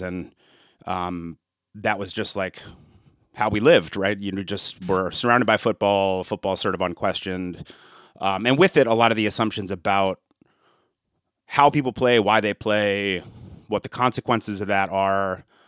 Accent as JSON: {"language": "English", "town": "East Lansing", "region": "Michigan", "country": "United States", "tie": "born or raised there", "said": "I grew up in around East Lansing, Michigan"}